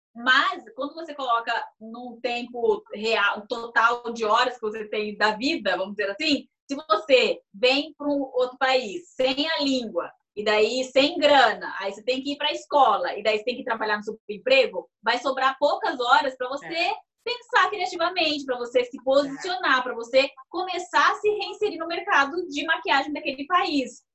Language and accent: Portuguese; Brazil; moved away; eu sou brasileira